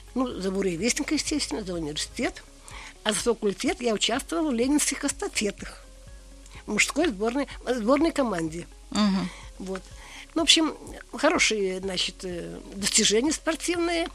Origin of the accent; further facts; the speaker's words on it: Russia; now in Kazan, Russia; Я выросла на Каме.